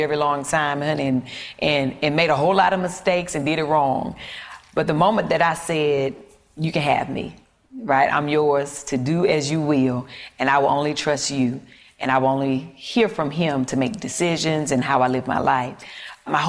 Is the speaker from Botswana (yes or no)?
no; the South, United States; I'm from the South, so then I saw food completely different growing up